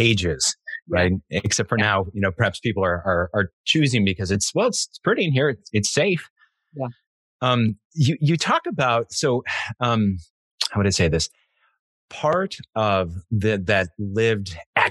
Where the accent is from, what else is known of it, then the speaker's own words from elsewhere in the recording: Connecticut, United States; I'm from Connecticut